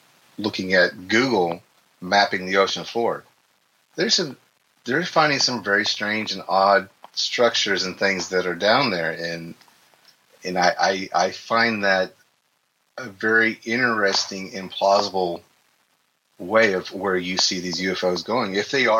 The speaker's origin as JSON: {"language": "English", "town": "Eufaula", "region": "Oklahoma", "country": "United States", "tie": "born or raised there", "said": "where I grew up there in Eufaula"}